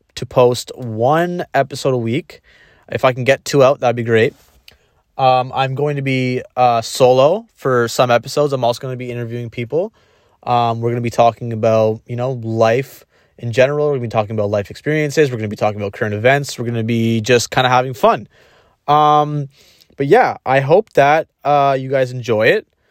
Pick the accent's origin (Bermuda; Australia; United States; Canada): Canada; Ontario; I'm from Ontario, Canada.